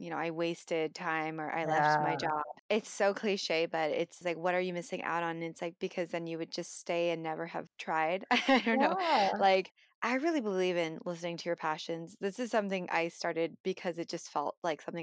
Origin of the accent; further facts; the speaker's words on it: United States; we as Filipino Americans